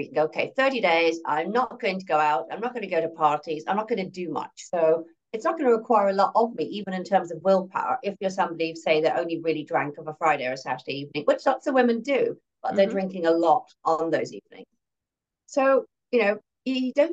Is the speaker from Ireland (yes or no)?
yes; Ireland; I grew up in Ireland.